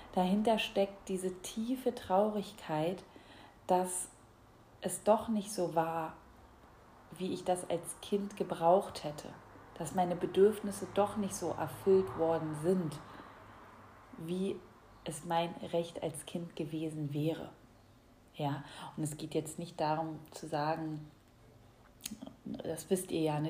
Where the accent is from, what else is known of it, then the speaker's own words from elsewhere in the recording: Berlin, Germany; moved away as an adult; ich bin ja in Berlin aufgewachsen, bin mittlerweile so ins Umland gezogen